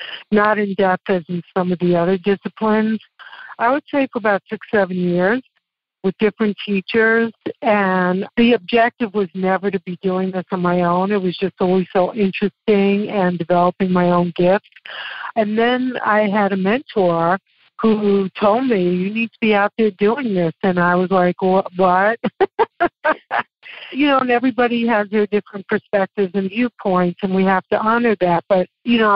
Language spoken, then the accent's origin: English; New York City, New York, United States; accent: Brooklyn; moved away as an adult; now in Loveland, United States; I was from Brooklyn